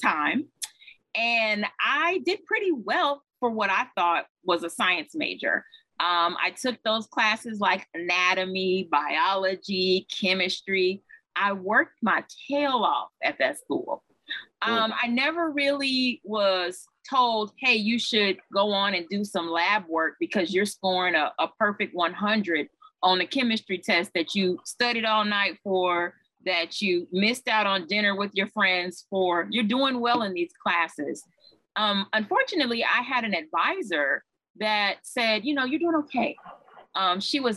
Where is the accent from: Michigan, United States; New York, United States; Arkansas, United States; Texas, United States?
Texas, United States; Houston; I am originally from Houston, Texas, and born and raised, attended high school in Houston, Texas